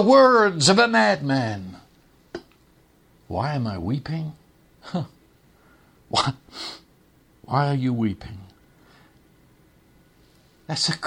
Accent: England, United Kingdom; moved away; when I was growing up in England

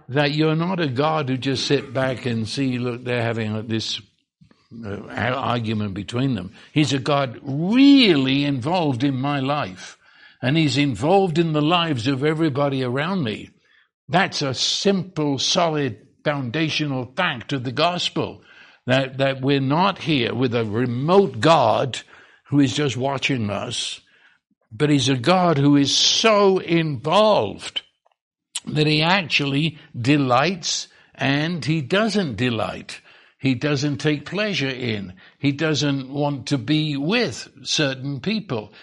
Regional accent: England, United Kingdom; now in Texas, United States; I'm English

